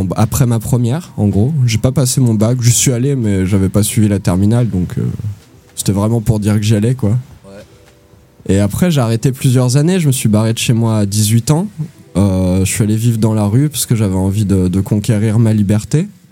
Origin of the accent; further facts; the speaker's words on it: Ardennes, Grand Est, France; moved away; also born or lived in Toulouse; je suis né dans les Ardennes